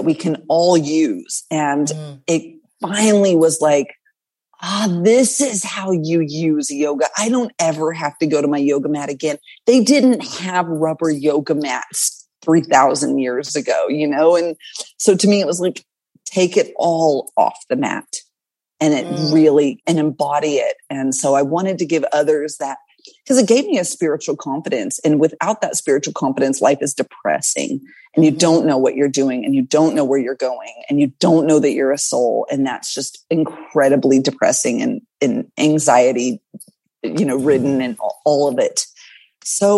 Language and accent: English; the South, Southern United States, United States; accent: Southern; I hear my Southern accent coming out